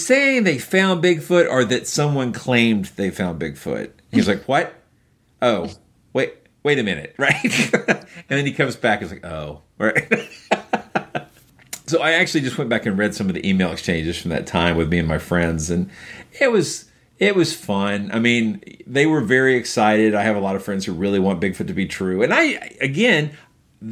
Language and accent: English; Georgia, United States; right here from my home state of Georgia